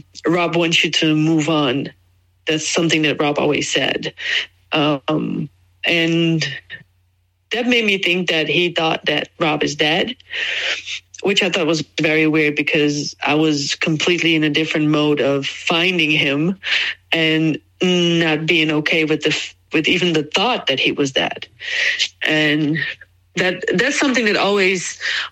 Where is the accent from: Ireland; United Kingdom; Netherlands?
Netherlands; moved away as an adult; also born or lived in Jacksonville, Florida, United States; I moved from Jacksonville, Florida, immigrated back to the Netherlands, where I'm from